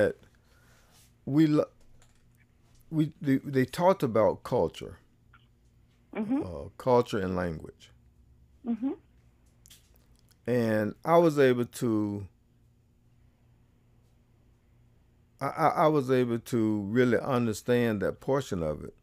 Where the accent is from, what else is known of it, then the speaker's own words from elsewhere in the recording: the South, United States; I grew up in the South